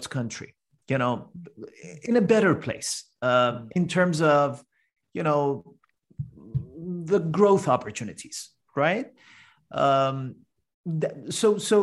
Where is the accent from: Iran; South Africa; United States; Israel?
Iran; English is a second language; moved away as an adult; now in Canada; I'm originally from Iran